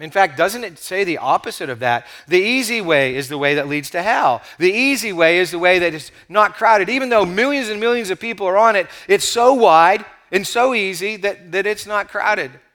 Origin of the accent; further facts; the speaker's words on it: United States; we have as American Christians